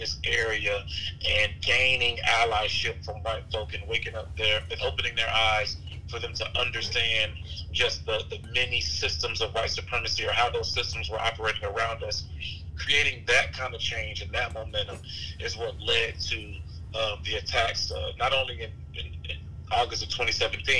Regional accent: Atlanta, Georgia, United States; moved away as an adult; also born or lived in South Carolina / Charlottesville, Virginia; now in Virginia, United States; I was born in South Carolina. I moved to Atlanta when I was maybe 1 or 2, but my whole family lives in South Carolina. It was just my mother and I in Atlanta

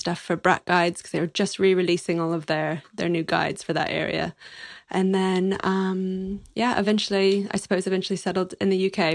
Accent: Texas, United States; moved away as an adult; also born or lived in New York; I'm a Texan

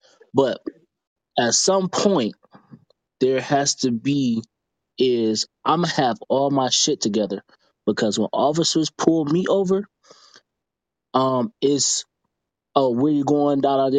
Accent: Detroit, Michigan, United States; I'm from Detroit, Michigan.

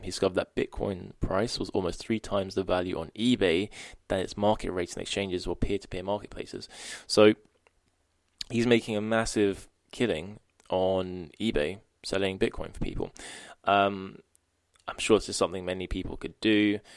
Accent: United Kingdom; being a Brit

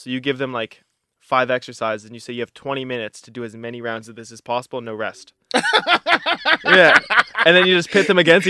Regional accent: Halifax, Nova Scotia, Canada; my favorite place in the world is Halifax, Nova Scotia. Mm-hmm. You know, it's my hometown. It's where I was raised. It's where I was born.

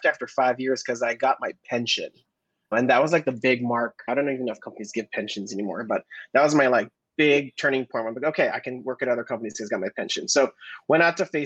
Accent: Hawaii, United States; moved away as an adult; growing up in Hawaii

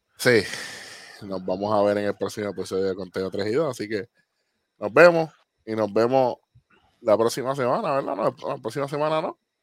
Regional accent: Puerto Rico; como buenos puertorriqueños.

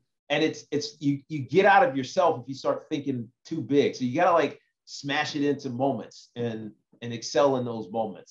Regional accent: Southwest Virginia, United States; moved away; I grew up in Southwest Virginia

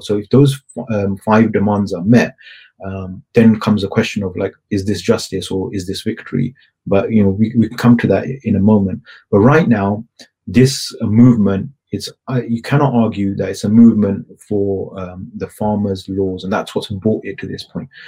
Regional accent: United Kingdom; culturally I'm I'm British

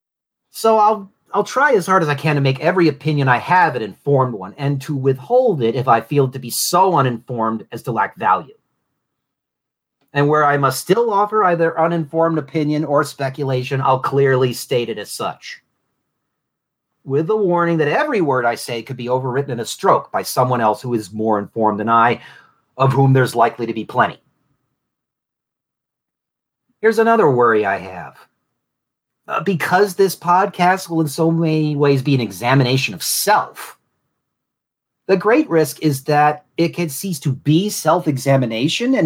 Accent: Southwest Florida, United States; accent: Southern; I was also raised but not born in Southwest Florida.

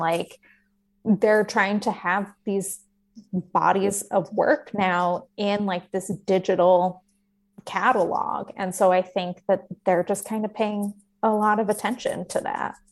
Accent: the West, United States; I grew up in the West

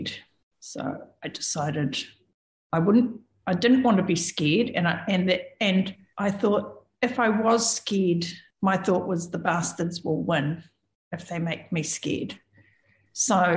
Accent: New Zealand; I'm a Kiwi

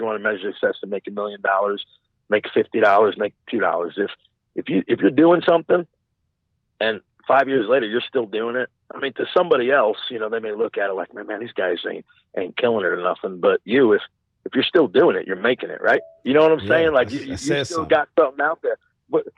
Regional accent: Long Island, New York, United States; moved away as an adult; now in Indiana, United States; I was born and raised in New York. So I lived my whole life out in New York on Long Island

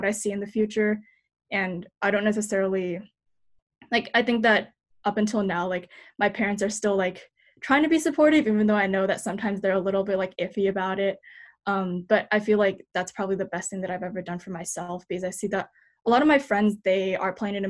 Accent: United States; as a Taiwanese American, because when I growing up in America

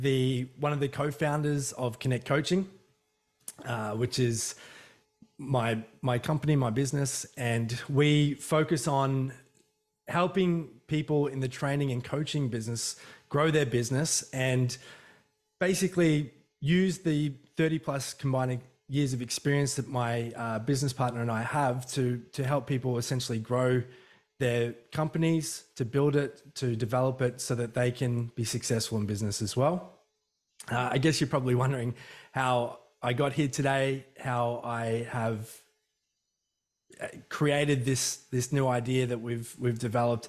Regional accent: Emu Park, Queensland, Australia; I couldn't get away with anything when I was growing up in Emu Park

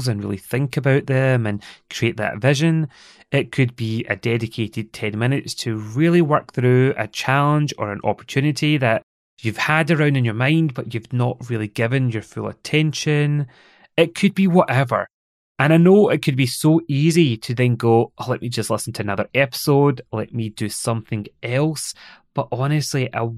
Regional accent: Scotland, United Kingdom; accent: Scottish; my lovely Scottish accent

